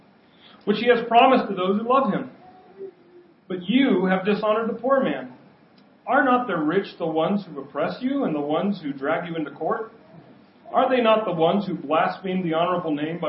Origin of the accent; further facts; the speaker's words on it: United States; I grew up in Kamiak